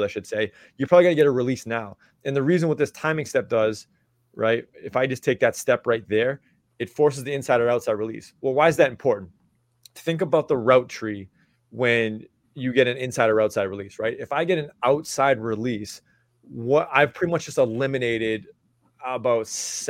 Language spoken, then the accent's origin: English; Massachusetts, United States; I'm from Massachusetts